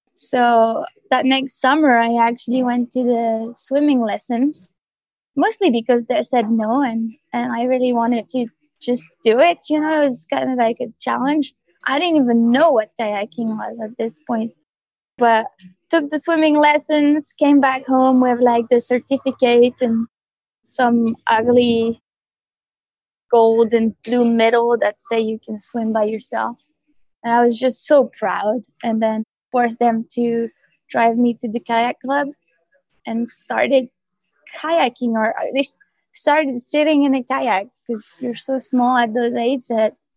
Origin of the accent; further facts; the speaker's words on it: France; I grew up in the Alps in a small village called Le Villa Reginal.